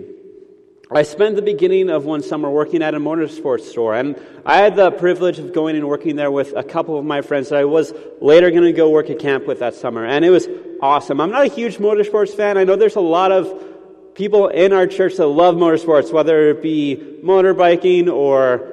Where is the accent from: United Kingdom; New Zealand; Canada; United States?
Canada; we're Canadian, like we're really polite